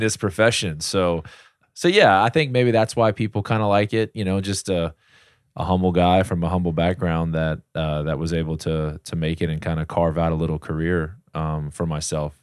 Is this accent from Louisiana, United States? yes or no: yes; Slidell, Louisiana, United States; I grew up in Slidell, you know, played little league ball there and high school ball